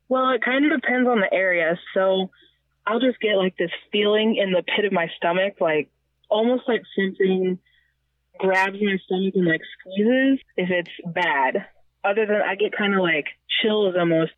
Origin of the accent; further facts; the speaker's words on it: Missouri, United States; born and raised in Missouri